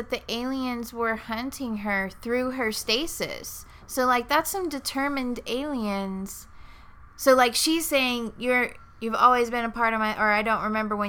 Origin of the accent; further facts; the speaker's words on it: South Texas, United States; I grew up in South Texas where it's like 110 degrees 90% of the time